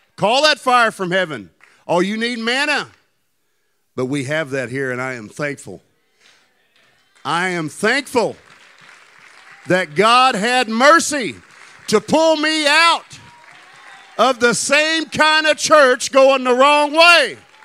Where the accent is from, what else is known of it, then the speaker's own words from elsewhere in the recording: Tennessee, United States; I come from Tennessee